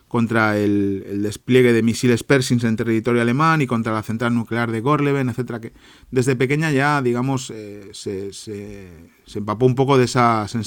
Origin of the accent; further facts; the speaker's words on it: Santoña, Cantabria, Spain; now in Germany; 12.000 personas tiene mi pueblo, ¿no? En Santoña